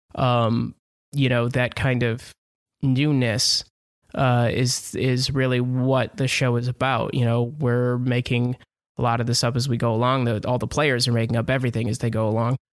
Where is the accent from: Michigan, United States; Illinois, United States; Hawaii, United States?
Michigan, United States; Southeast; moved away; my hometown in Southeast Michigan